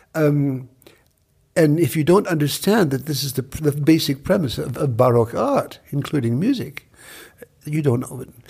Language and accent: English; Buffalo, New York, United States; moved away as an adult; now in Paris, France; I'm from a place upstate New York called Buffalo